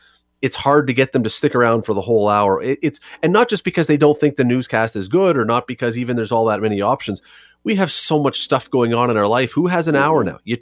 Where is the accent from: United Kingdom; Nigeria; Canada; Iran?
Canada; Toronto, Ontario; now in Hamilton, Canada; I grew up in Toronto